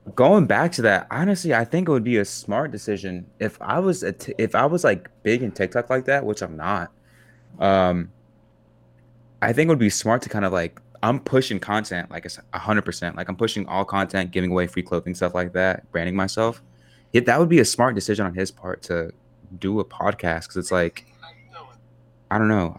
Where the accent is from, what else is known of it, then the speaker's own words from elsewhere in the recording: Kansas, United States; growing up in Kansas